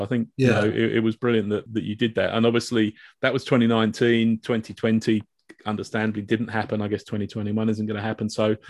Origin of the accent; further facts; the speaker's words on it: Reading, South East England, United Kingdom; I'm from Reading